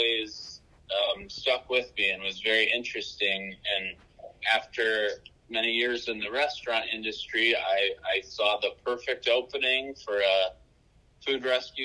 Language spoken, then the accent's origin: English; Hobart, Indiana, United States; moved away as an adult; now in Hamilton County, Indiana, United States; I'm a Hoosier through and through. I grew up in Northwest Indiana in the city of Hobart.